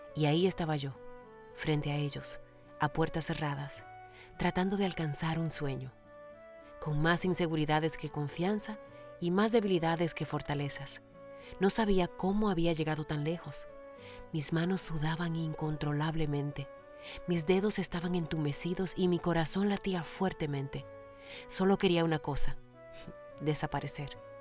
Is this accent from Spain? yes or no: no; Dominican Republic; also born or lived in San Francisco de Macorís, Dominican Republic; mi país, República Dominicana